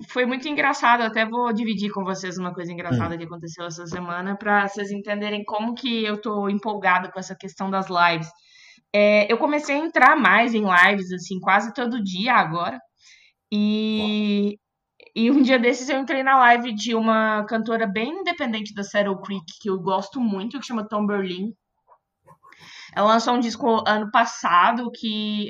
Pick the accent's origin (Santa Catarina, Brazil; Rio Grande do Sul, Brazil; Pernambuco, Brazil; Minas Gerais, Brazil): Minas Gerais, Brazil; Belo Horizonte; now in São Paulo, Brazil; Eu sou de Belo Horizonte